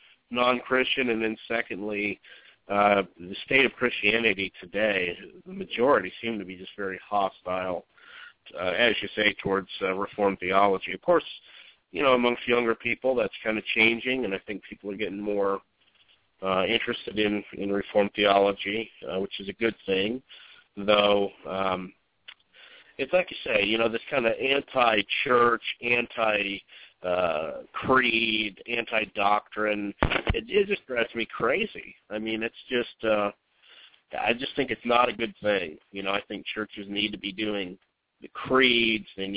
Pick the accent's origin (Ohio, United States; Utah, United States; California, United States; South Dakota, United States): Utah, United States; moved away as an adult; also born or lived in Oregon; now in South Carolina, United States; I grew up in Utah, but when I think I was 23, my parents had moved to Oregon